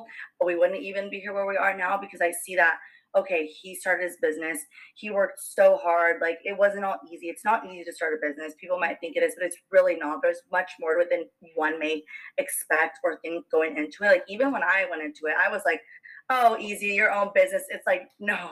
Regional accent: Fullerton, California, United States; also born or lived in Yorba Linda / Buena Park / Santa Ana; I was lovely born and raised here in California my whole life. I was born in Fullerton

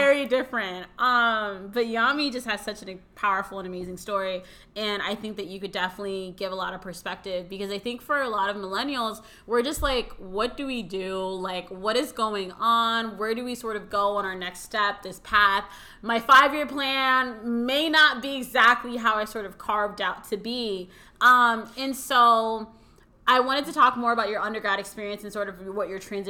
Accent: United States; yes, I'm American, I was born in the US and, you know, like all of that, but then I also lived and I have this like this strong Dominican culture

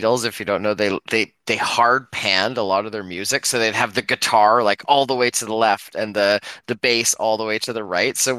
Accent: Canada; as a Canadian

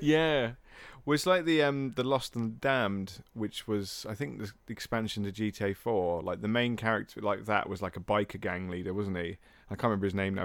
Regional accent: England, United Kingdom; we're two English guys

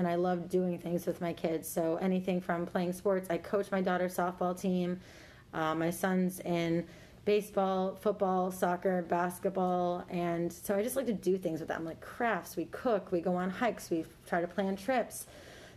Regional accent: Buffalo, New York, United States; moved away; I'm from Buffalo, New York.

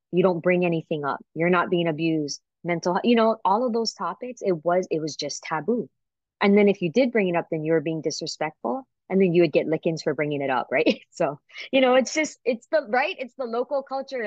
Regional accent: Waipahu, Hawaii, United States; growing up in Waipahu in the Pupunohes

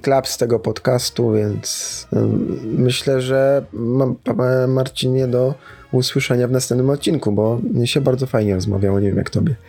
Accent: Sosnowiec, Silesian Voivodeship, Poland; u mnie w rodzinnym Sosnowcu

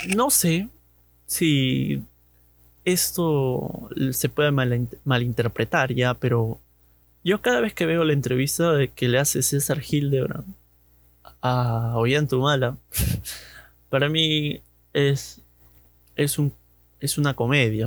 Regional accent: Chaclacayo, Lima, Peru; Recuerdo que cuando era niño, mi, padre votaba allá en, en Chaclacayo, del, para todo, para la gente de Chaclacayo debe conocer el colegio Cetenos, Centenos, no, no sé muy bien su nombre. A mí me toca votar ahí

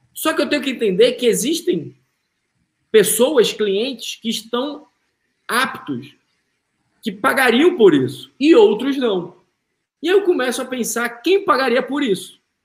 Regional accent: Manaus, Amazonas, Brazil; moved away as an adult; now in United States; sou de Manaus.

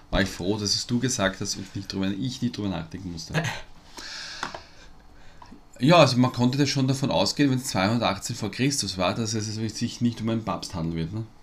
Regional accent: Vienna, Austria; Sagt man bei uns in Wien.

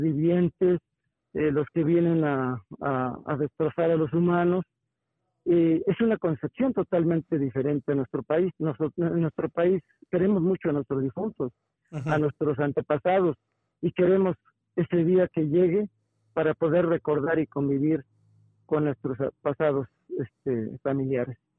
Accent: Mexico

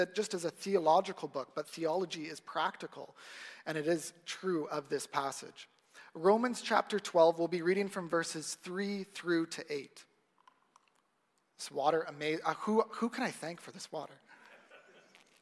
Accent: Ajax, Ontario, Canada; I grew up in Ajax, so not too far from here

